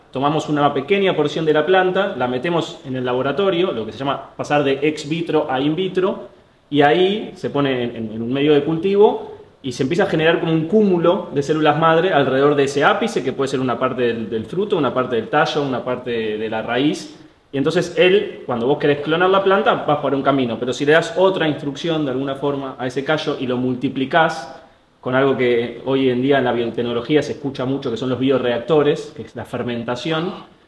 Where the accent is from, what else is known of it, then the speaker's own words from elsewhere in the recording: Argentina; Nosotros acá en Argentina